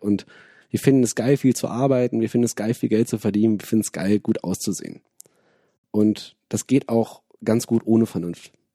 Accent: Wuppertal, North Rhine-Westphalia, Germany; moved away as an adult; now in Bonn, Germany; bin aus Bonn, bin in Wuppertal aufgewachsen

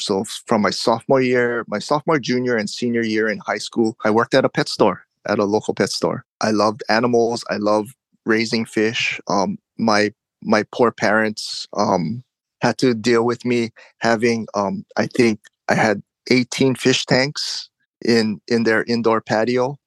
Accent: Oahu, Hawaii, United States; also born or lived in Big Island, Hawaii; now in Hilo, United States; I moved from the Big Island back to Oahu, where I was born and raised

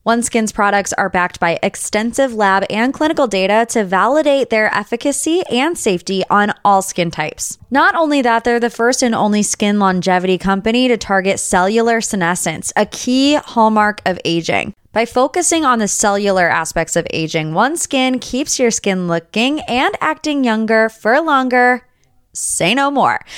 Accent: Ohio, United States; I'm like from Ohio

